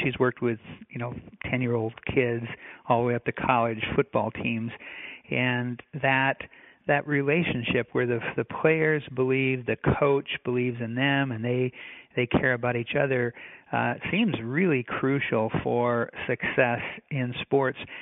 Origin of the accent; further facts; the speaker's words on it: North Dakota, United States; moved away; also born or lived in Minnesota; I grew up in the Midwest myself, North Dakota